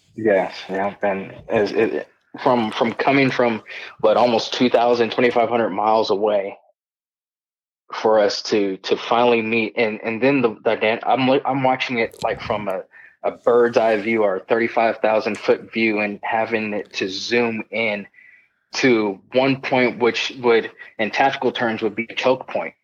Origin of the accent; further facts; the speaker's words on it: Southern California, United States; moved away as an adult; I was born and raised in Southern California. Uh, lived there for about 18 years of my life, and then I joined the military